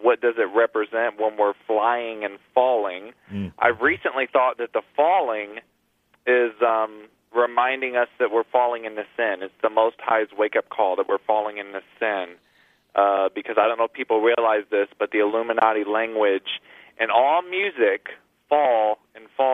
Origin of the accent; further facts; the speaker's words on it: Missouri, United States; now in Florida, United States; I'm originally from Missouri, I've been in Florida since 2008